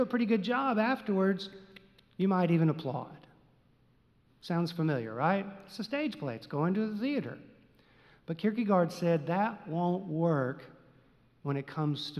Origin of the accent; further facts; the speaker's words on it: Texas, United States; Growing up in Texas, we knew nothing of the terms pop and soda and soft drink